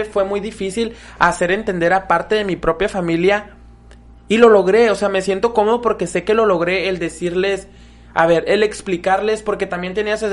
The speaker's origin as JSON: {"language": "Spanish", "country": "Mexico", "also_born_or_lived": "Mexicali, Baja California", "said": "como mexicanos."}